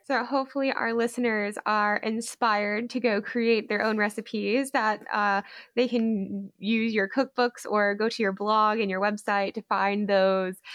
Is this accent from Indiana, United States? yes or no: no; Georgia, United States; my home state of Georgia